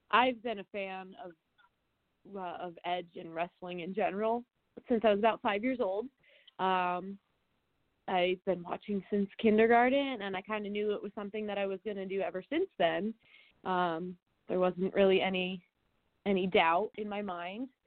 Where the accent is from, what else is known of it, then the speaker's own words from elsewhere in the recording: Albany, New York, United States; so I'm actually from Albany, New York.